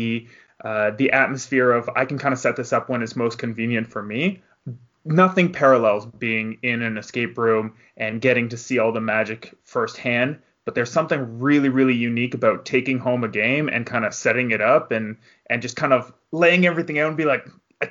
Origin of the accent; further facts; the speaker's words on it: Canada; I'm from the Great White North